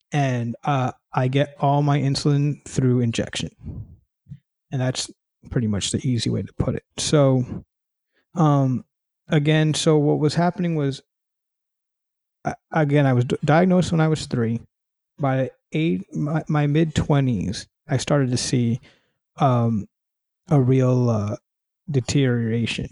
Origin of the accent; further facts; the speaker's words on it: New York City, New York, United States; moved away as an adult; now in California, United States; I live in California now. I'm originally from New York City